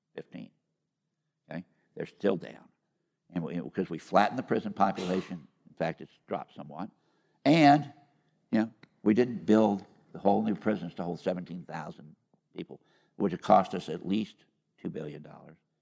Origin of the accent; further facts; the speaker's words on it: Iowa, United States; moved away; I was born and raised in Iowa.